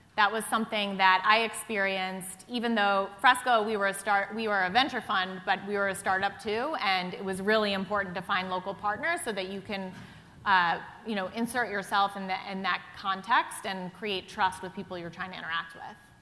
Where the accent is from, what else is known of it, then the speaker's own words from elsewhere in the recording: United States; I'm an American